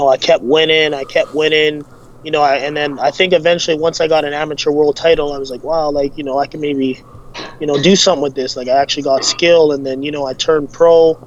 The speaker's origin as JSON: {"language": "English", "town": "Calgary", "region": "Alberta", "country": "Canada", "tie": "born or raised there", "said": "Born and raised in Calgary"}